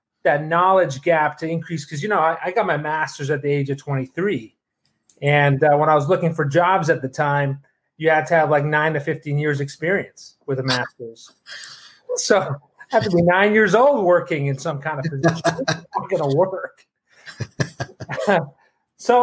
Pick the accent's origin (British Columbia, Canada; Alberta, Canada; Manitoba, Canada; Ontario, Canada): Ontario, Canada; Toronto; moved away; I flew up to Toronto, my hometown